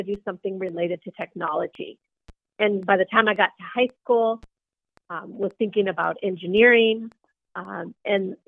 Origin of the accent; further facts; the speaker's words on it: Los Angeles, California, United States; I grew up mainly in the 1980s. My family came to the San Fernando Valley in the 1950s from Mexico.